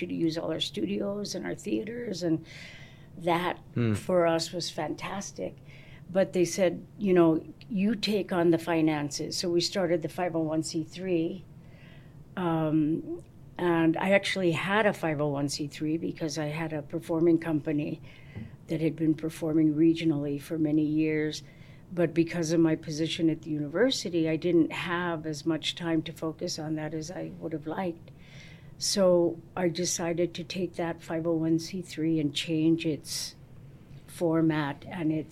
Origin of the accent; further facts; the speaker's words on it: Albuquerque, New Mexico, United States; I was from Albuquerque, New